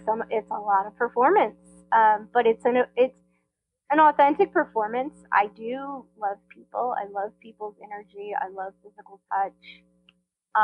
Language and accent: English; Tampa, Florida, United States; I grew up in Tampa, Florida.